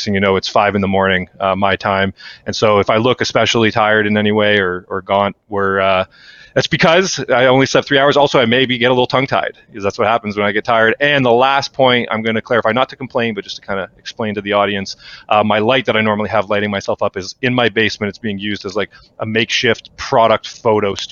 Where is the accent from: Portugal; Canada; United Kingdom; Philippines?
Canada; we are Canadian